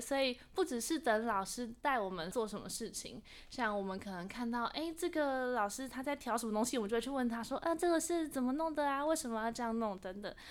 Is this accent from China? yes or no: no; Taiwan; 工作人员姐姐她就听到我们的口音，就说：“哎、你们是台湾来的吗？”我们说是